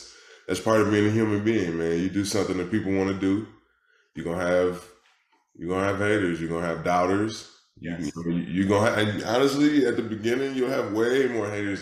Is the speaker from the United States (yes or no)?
yes; Detroit, Michigan, United States; I'm from Detroit, Michigan, originally. That's where I was born and raised